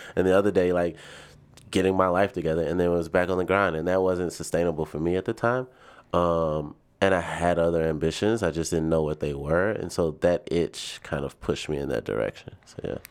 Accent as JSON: {"language": "English", "town": "Nashville", "region": "Tennessee", "country": "United States", "tie": "born or raised there", "also_born_or_lived": "Birmingham, Alabama", "moved": "as an adult", "lives_now": "Chicago, United States", "said": "I was born and raised in Nashville, Tennessee"}